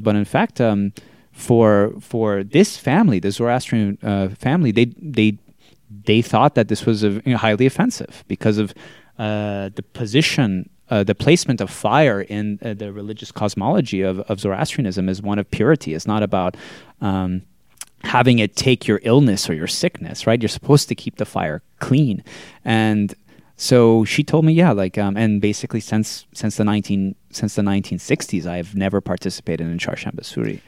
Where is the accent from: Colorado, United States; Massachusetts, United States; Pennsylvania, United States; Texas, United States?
Massachusetts, United States; Andover; I grew up in Andover, Massachusetts